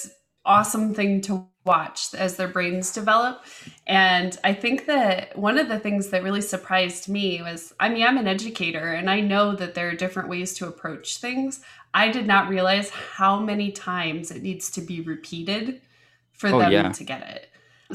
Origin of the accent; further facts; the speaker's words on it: Indiana, United States; also born or lived in Colorado / Chicago / London; they moved back to my dad's hometown in Indiana. And then I lived there until college